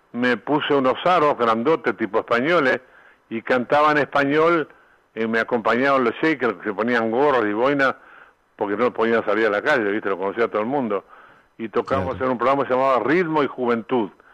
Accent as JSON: {"language": "Spanish", "country": "Uruguay", "also_born_or_lived": "Argentina / Mexico", "moved": "as an adult", "said": "yo vine a Uruguay cantidad de veces, estuve 23 años afuera y venía a tocar acá"}